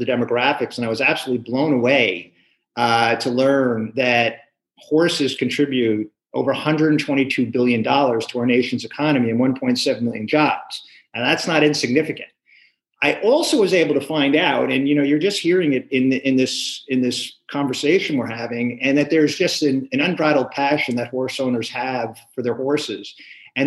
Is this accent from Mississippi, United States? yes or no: no; New York, United States; now in California, United States; I was born and raised in New York